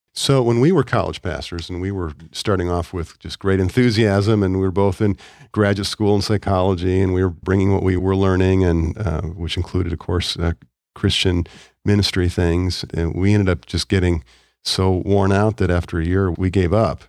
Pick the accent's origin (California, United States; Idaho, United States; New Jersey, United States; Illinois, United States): Illinois, United States; Chicago; moved away; I grew up in Chicago